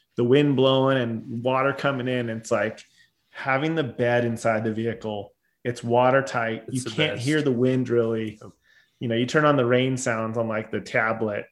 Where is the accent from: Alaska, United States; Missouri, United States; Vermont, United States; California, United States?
California, United States; Southern; I grew up in Southern California